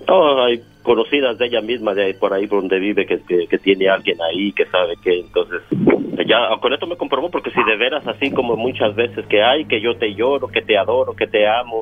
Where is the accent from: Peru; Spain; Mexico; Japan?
Mexico; yo soy de México